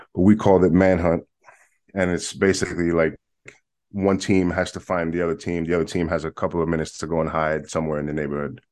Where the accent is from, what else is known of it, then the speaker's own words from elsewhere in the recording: New York City, New York, United States; I am born and raised in Manhattan, in New York